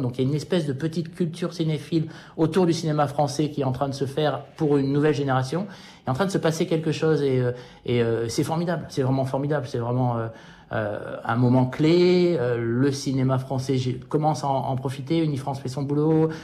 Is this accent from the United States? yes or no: yes; United States; moi, en tant qu'Américain